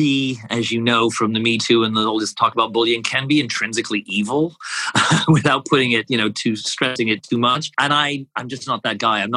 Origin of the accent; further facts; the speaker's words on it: Canada; I'm Canadian